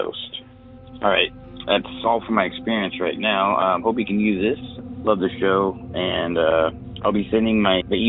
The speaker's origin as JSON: {"language": "English", "region": "California Bay Area", "country": "United States", "said": "I'm from the California Bay Area."}